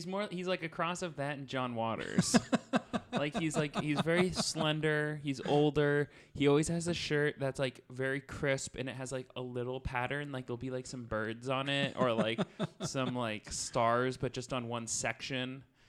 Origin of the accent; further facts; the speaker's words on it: Seattle, Washington, United States; now in Los Angeles, United States; I grew up in Seattle.